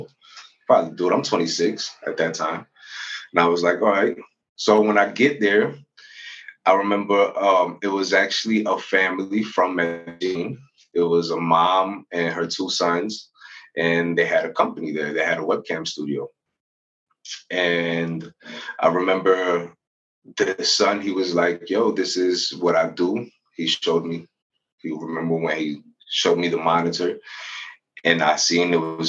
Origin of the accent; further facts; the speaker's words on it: United States; moved away as an adult; also born or lived in Venezuela; I grew up in the United States